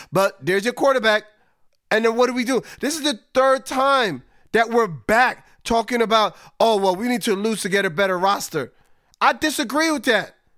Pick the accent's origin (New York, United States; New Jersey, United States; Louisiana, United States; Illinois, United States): New York, United States; I'm a New Yorker.